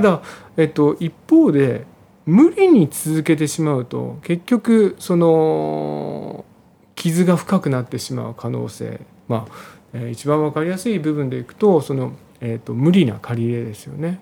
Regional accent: Nagano, Japan; moved away; 私、まあ、実家が、あの長野県の長野市の方なんですけれども、まあえー、農家の長男ということもあって、まあ、いずれは地元に戻りたいなというふうに考えてたんですね。

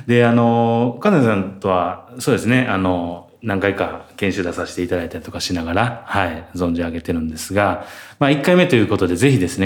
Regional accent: Narashino, Chiba, Japan; お生まれはもともと、習志野でしたはい、千葉県の習志野になります。

